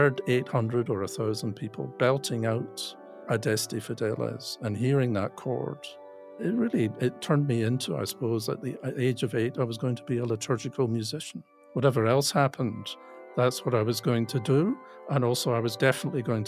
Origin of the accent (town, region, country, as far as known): Glasgow, Scotland, United Kingdom; born or raised there; moved away as an adult; now in London, United Kingdom